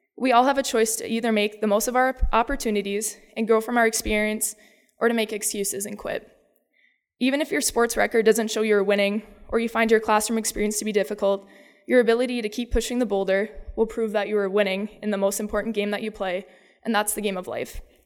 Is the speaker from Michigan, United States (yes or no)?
no; Dover-Eyota, Minnesota, United States; I am from Iota, Minnesota